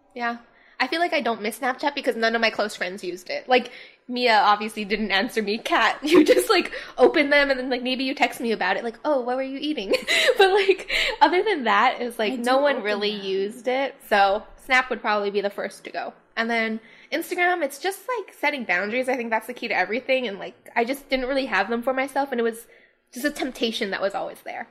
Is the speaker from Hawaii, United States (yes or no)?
yes; Hawaii, United States; now in Los Angeles, United States; we're from Hawaii